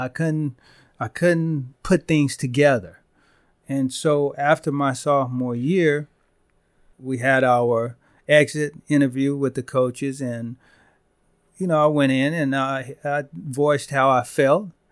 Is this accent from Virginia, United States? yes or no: no; Van Vleck, Texas, United States; I'm from Van Vleck, you know, I graduated with sixty-seven kids in my class